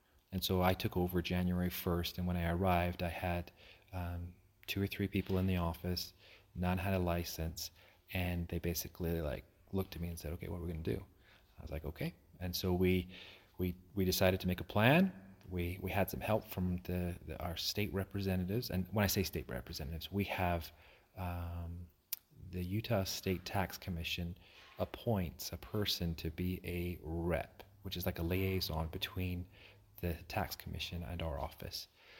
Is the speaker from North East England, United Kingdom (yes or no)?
no; Aberdeen, Scotland, United Kingdom; Yeah, I grew up in Aberdeen, Scotland. And so I'm been there my whole life.